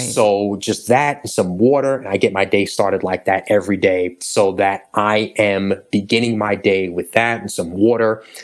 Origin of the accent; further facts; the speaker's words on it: New York, United States; I grew up in New York